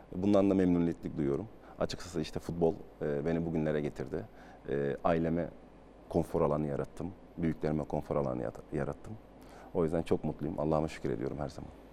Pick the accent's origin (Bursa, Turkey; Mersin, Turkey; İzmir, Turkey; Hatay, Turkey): Hatay, Turkey; moved away as an adult; Ben de altyapıdan çıkmış, e, bir futbolcu olarak Hatay'ın ve Hatay Spor'un öz evladıyım